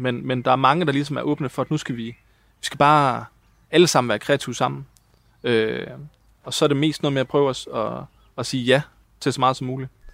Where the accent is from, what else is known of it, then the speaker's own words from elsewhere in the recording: Hjørring, North Denmark Region, Denmark; now in Copenhagen, Denmark; Jeg kommer fra Jøring, og, øh, og har lavet en masse amatørteater